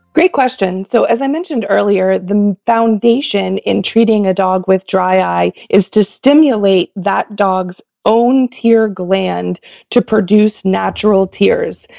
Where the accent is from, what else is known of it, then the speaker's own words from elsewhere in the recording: Oklahoma, United States; moved away as an adult; also born or lived in Kansas / Michigan / Pennsylvania; now in Levittown, United States; I was born and raised in Oklahoma